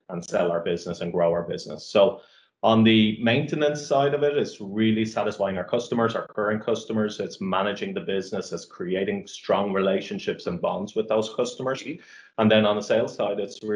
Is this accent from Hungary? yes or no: no; Ireland; also born or lived in Dublin, Ireland; I'm Irish and obviously very proud of being Irish.